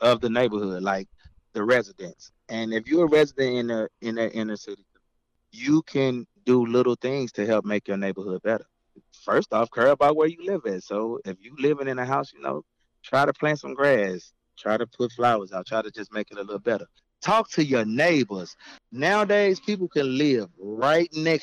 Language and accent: English; St. Louis, Missouri, United States; I'm from St. Louis, Missouri.